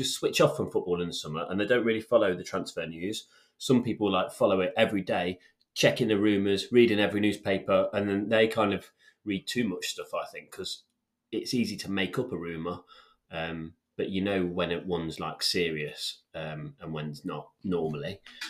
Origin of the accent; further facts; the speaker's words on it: England, United Kingdom; But we're English